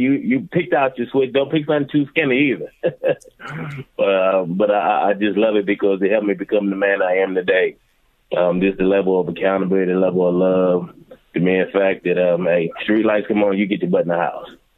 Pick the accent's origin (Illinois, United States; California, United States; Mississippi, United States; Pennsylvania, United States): Pennsylvania, United States; Philadelphia; now in Washington, D.C., United States; Growing up in Philadelphia, those are some of the best times of my life